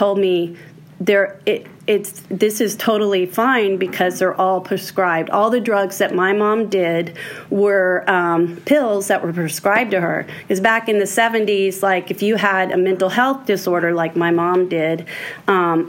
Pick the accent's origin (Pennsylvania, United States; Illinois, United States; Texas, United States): Texas, United States; Houston; I was born in Houston, Texas.